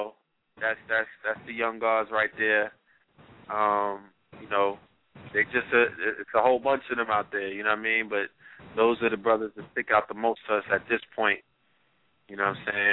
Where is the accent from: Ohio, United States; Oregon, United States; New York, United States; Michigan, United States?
New York, United States; New York City; Flatbush, Brooklyn, my hometown